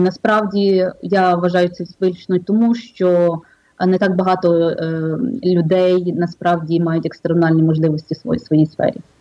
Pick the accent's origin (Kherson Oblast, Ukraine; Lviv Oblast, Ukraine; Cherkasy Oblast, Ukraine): Lviv Oblast, Ukraine; Drohobych; moved away as an adult; also born or lived in Kyiv / Brooklyn, New York; now in New York, United States; Я з України родилася в місті Дрогобич Львівської області, вчилася в Києві і жила деякий час там